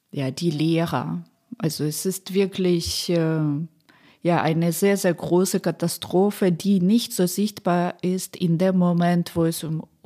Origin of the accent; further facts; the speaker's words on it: Poltava, Poltava Oblast, Ukraine; Es gibt Städte wie Poltava, meine Heimatstadt, glaube ich, Dnipro, immer noch Saporizia.